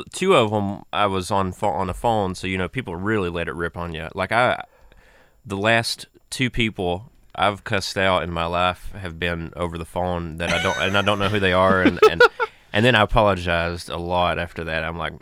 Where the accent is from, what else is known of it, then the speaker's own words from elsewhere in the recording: Appalachia, United States; accent: Appalachian; Being an Appalachian person and having somewhat of an accent